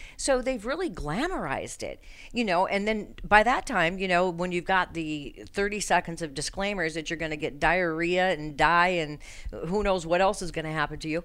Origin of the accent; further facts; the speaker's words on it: Colorado, United States; moved away; I'm from Colorado